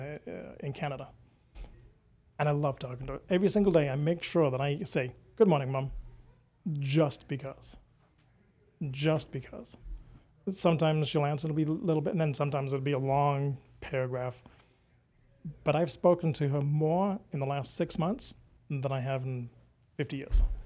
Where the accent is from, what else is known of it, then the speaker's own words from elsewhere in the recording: United Kingdom; moved away as an adult; now in United States; I'm British